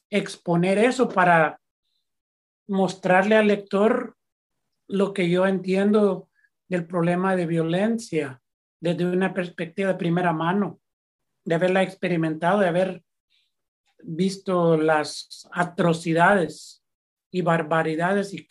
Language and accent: Spanish; El Salvador; historia de nosotros es la historia de lo que hemos sobrevivido, lo que hemos, por lo que hemos pasado como salvadoreños